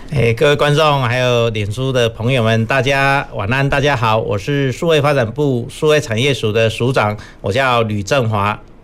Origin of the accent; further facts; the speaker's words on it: Yilan County, Taiwan; moved away; 我来自宜兰嘛，哈，我家种田